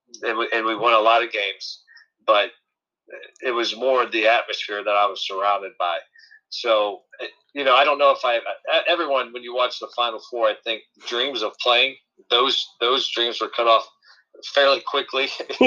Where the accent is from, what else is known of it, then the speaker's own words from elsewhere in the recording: Manchester, Ohio, United States; I grew up in Manchester, which is a town just like a roots town, small Division III high school.